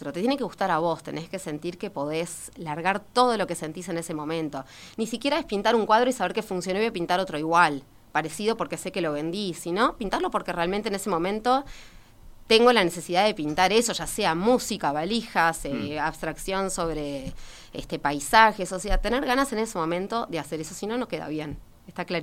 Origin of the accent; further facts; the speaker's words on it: Montevideo, Uruguay; No, en realidad no, en realidad no nací en Positos. A los tres años este, fui a Positos. Este, este vivía en Goes